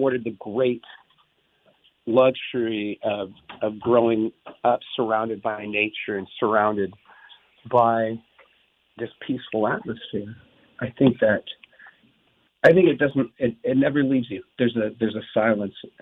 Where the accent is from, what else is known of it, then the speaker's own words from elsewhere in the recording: Wrightwood, California, United States; I grew up in Wrightwood, California, it's right at the foot of the Mojave Desert